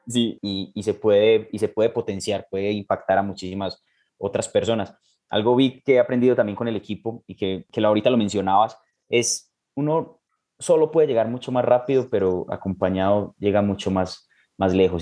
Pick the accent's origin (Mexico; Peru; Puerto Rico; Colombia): Colombia; como colombiano y trabajando pues de la mano con MED